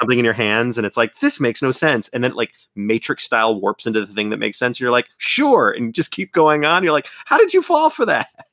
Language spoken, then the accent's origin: English; Florida, United States; accent: Florida; my Florida accent